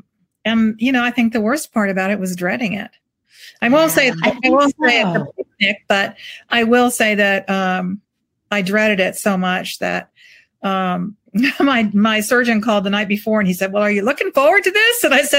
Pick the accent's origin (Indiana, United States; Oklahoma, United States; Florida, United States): Florida, United States; St. Petersburg; moved away; A dear friend from my hometown of St. Pete